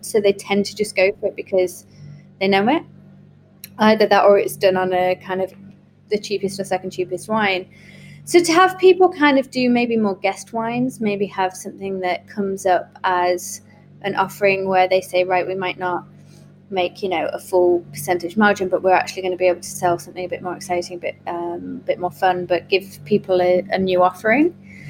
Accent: Yarm, North East England, United Kingdom; also born or lived in Leeds, United Kingdom / Australia / Canada; Yarm is my hometown. Well, I wasn't born here. I was born in Leeds, actually, and then we travelled quite a bit. We were kind of around Australia, Canada, and, you know, a few other places in the UK.

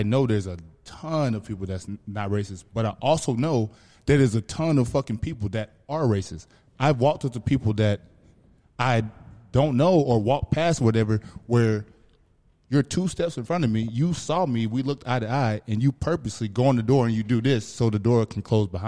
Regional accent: Georgia, United States; me growing up in Georgia

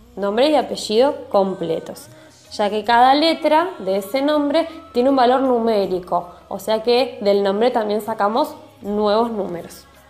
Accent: Mar del Plata, Buenos Aires Province, Argentina; soy de la ciudad de Mar del Plata, en la provincia de Buenos Aires, Argentina

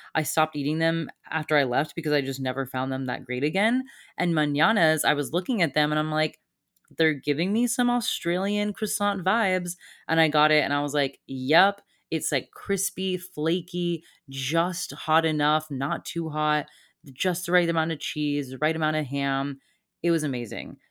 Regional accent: Satellite Beach, Florida, United States; I needed to get the hell out of my hometown. I've been here now since, I wanna say October.

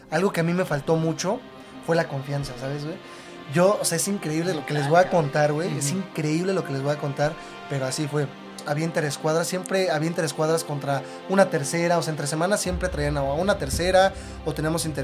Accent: Tlalnepantla, State of Mexico, Mexico; Yo nací aquí en el Estado de México. En el Estado de México.

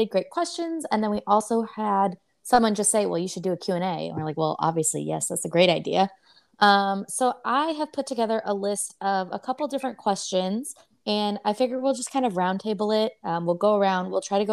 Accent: Rock Island, Illinois, United States; moved away; I am originally from a small town. Well, it's not really small, but it's called Rock Island, Illinois.

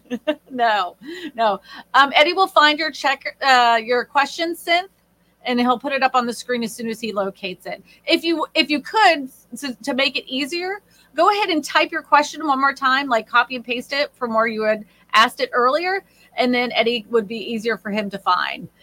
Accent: Massachusetts, United States; moved away; also born or lived in Texas; the neighborhood that we grew up in Massachusetts

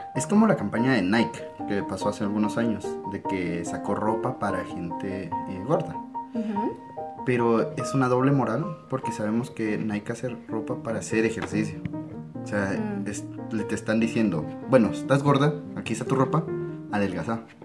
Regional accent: Guatemala; aquí en Guatemala

